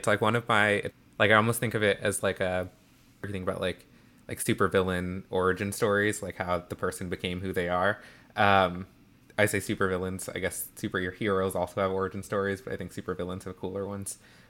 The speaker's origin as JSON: {"language": "English", "town": "Atlanta", "region": "Georgia", "country": "United States", "tie": "born or raised there", "said": "And I grew up in Atlanta, very much in the Bible Belt, very like deeply kind of like evangelical Christian community."}